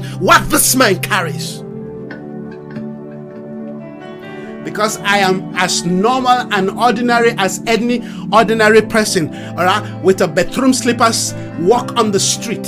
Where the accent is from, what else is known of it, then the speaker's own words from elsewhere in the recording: Nigeria; I come from Nigeria